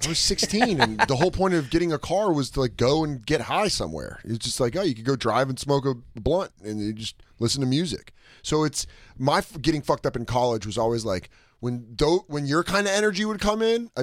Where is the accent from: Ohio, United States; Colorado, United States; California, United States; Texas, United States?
Colorado, United States; moved away as an adult; also born or lived in Arizona; I grew up in Colorado